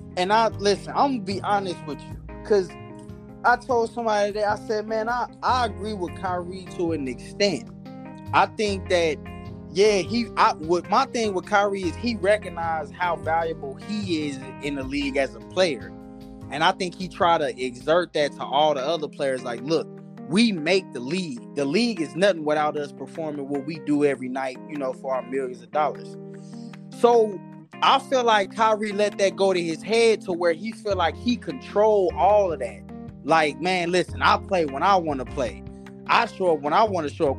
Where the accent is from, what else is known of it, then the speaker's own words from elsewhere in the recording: Kansas City, Missouri, United States; I'm from Kansas City, Missouri